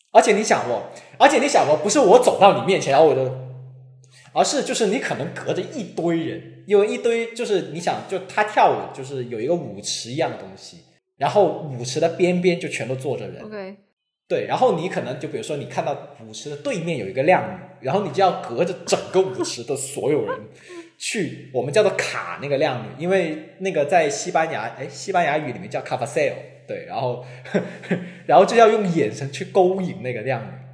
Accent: Guangzhou, Guangdong, China; now in Hong Kong; 我本身我是广州人嘛

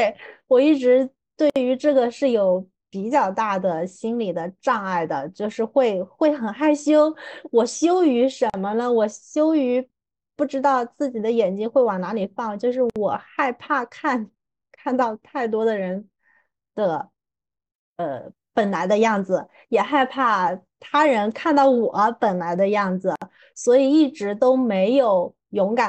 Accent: southern China, China; 作为一个南方人。大家从我的口音里面也能够听得出来，我实在是特别标准的南方人。

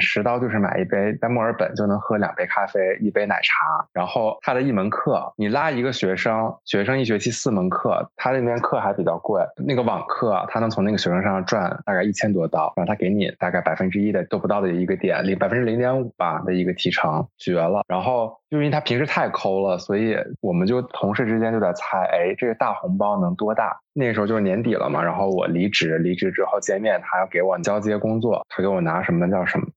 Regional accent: Northeast China, China; 我东北，我们老家过年就是从年三十开始放鞭炮、放礼花，一直放到十五

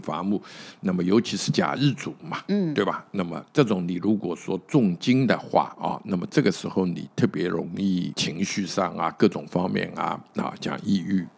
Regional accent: China; 我们中国人讲那个所谓我们把子也好

